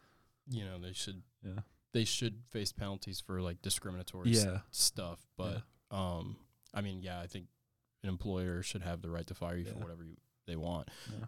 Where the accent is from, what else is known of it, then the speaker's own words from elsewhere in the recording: Asheville, North Carolina, United States; moved away as an adult; now in Charlotte, United States; I'm from Asheville.